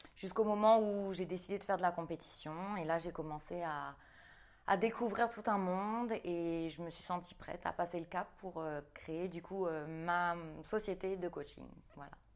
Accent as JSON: {"language": "French", "country": "New Caledonia", "tie": "born or raised there", "said": "j'ai grandi en Nouvelle-Calédonie"}